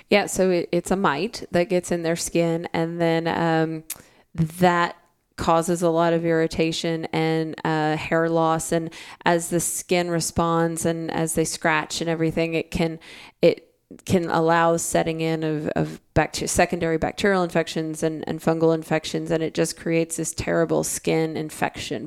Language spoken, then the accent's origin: English; Arkansas, United States; I'm from Arkansas, I'm from a landlocked state